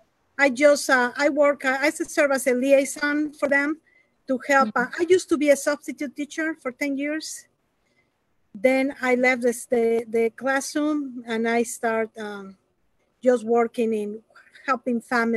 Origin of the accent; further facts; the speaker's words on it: Mexico; now in United States; You know, I was born in Mexico, even though my parents are from Spain.